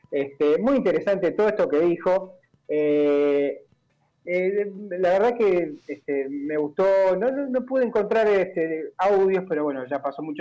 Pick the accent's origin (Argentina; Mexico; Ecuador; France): Argentina; Somos todos argentinos, vamos para adelante porque pensamos lo queremos lo mismo